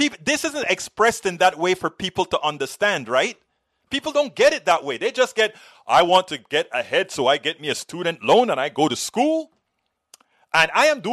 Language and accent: English; Panama; now in United States; I did very well in America. I came from Panama